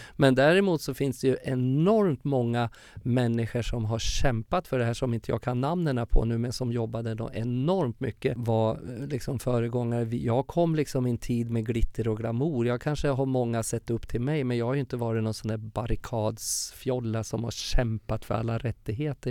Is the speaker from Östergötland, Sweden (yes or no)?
no; Furuvik, Gävleborg County, Sweden; moved away; also born or lived in Stockholm / Uppsala; min uppväxt i Furviksparken hur jag körde karusell i Furuvik